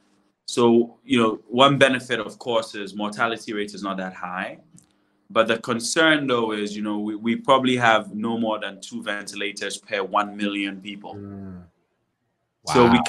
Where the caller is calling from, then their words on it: Ghana; You know, I'm streaming live from Ghana.